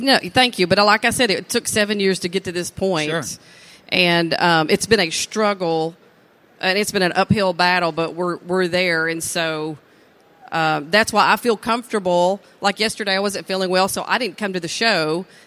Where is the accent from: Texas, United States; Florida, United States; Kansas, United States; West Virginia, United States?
Texas, United States; East; born and raised in East Texas